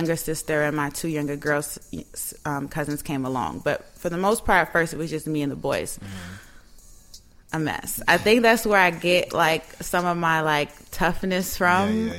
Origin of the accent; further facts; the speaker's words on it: New York City, New York, United States; I grew up in Harlem, born and raised on the east side